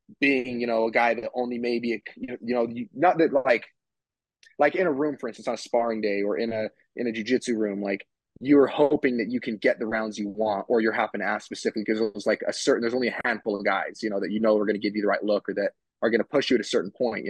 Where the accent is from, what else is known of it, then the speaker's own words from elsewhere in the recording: Utah, United States; moved away as an adult; now in Las Vegas, United States; I live in Vegas, but I'm from Utah